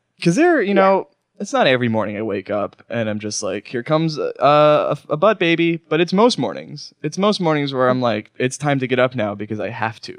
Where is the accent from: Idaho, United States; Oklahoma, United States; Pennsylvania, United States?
Oklahoma, United States; Oklahoma City; moved away; downtown Oklahoma City. My hometown